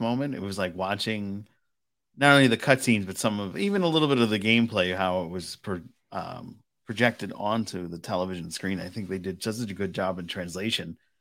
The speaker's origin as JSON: {"language": "English", "town": "Providence", "region": "Rhode Island", "country": "United States", "tie": "born or raised there", "said": "I was born in, in Providence, Rhode Island, and I grew up in Fox Point, Rhode Island"}